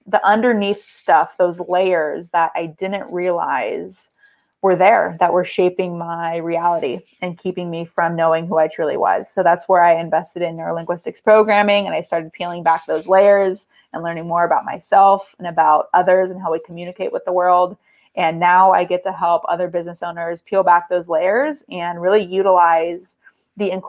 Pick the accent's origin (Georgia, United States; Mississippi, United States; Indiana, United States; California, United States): California, United States; San Diego; I am from San Diego, born and raised from sunny San Diego, California